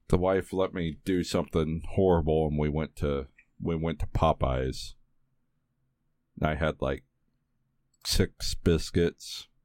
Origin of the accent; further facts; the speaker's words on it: the South, United States; I grew up in the South.